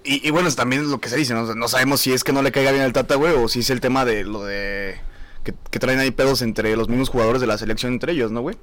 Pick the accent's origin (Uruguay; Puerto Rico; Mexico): Mexico